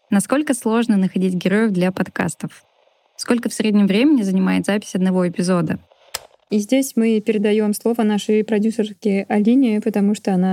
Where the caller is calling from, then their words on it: New Zealand; из Новой Зеландии